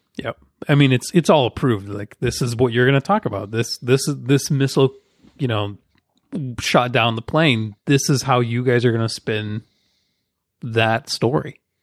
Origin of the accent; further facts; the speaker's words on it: United States; we, as Americans